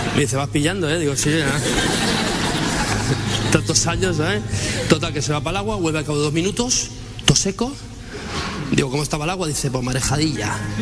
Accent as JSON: {"language": "Spanish", "town": "Barcelona", "region": "Catalonia", "country": "Spain", "said": "ser de Barcelona"}